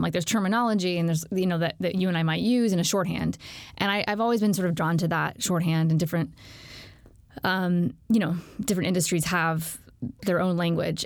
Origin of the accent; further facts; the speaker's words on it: Alexandria, Virginia, United States; I'm from Alexandria, Virginia, which is a suburb right outside D C.